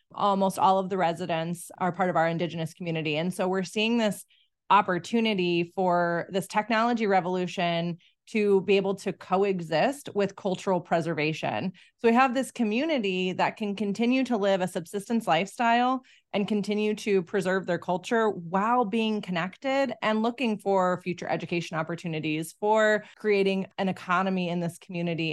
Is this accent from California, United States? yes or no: no; Nome, Alaska, United States; I grew up in Northwest Alaska in a town called Nome